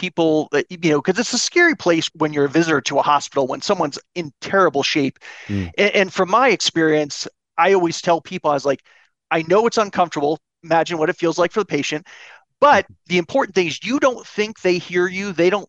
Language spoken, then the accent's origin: English; East Coast, United States; my family is from the East Coast. I'm originally from the East Coast, and they flew out immediately when they got the call from the hospital